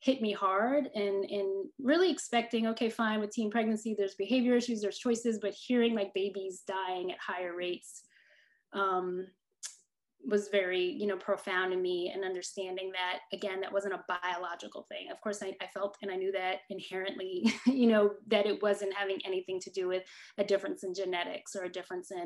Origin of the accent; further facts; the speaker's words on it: New Jersey, United States; moved away as an adult; also born or lived in Connecticut; now in Mississippi, United States; I'm originally from New Jersey